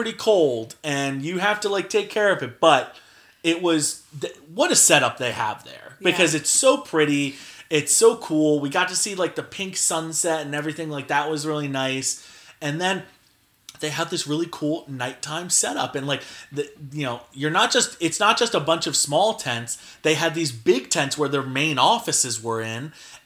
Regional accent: New Jersey, United States; New Jersey

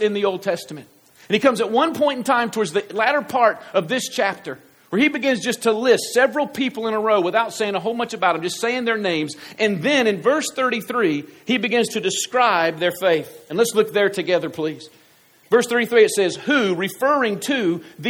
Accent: United States; I'm American

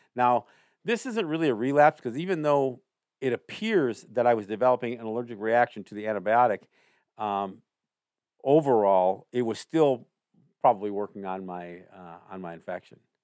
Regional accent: Cambridge, New York, United States; my hometown in Cambridge, New York

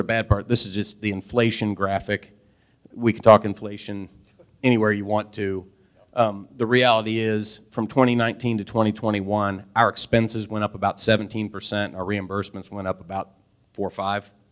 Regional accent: Albany, Missouri, United States; also born or lived in Kansas City / London, England; I'm from Albany, 25 miles away.

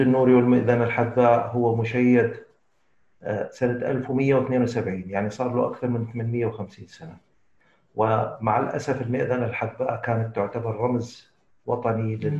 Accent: Mosul, Nineveh, Iraq; انا ابن الموصل ولاده الموصل ودراسه الموصل وخريج الموصل

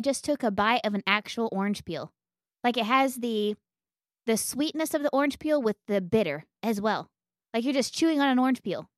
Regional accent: Western Oklahoma, United States; I'm from Western Oklahoma

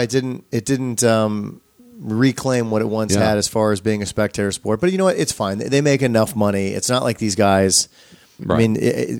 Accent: Illinois, United States; moved away; having spent a portion of my life growing up in Illinois

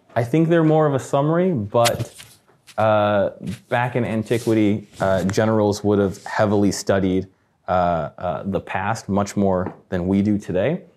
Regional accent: Midwest, United States; I'm from the Midwest

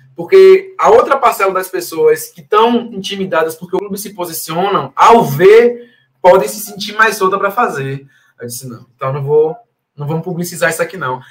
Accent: Salvador, Bahia, Brazil; eu sou aqui de Salvador

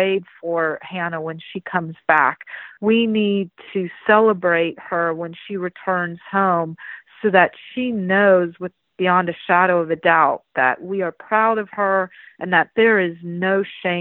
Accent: Palo Alto, California, United States; also born or lived in Santa Clara; the neck of the woods where I grew up in Palo Alto

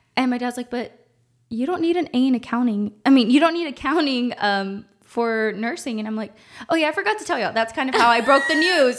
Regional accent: Uvalde, Texas, United States; moved away as an adult; also born or lived in Corpus Christi, Texas; now in San Antonio, United States; I'm from Uvalde, Texas. I'm twenty-six years old. Born and raised in Uvalde

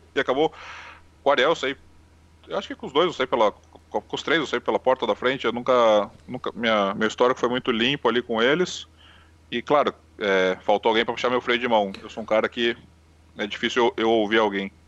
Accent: Brazil; also born or lived in Santos; nós que somos brasileiros

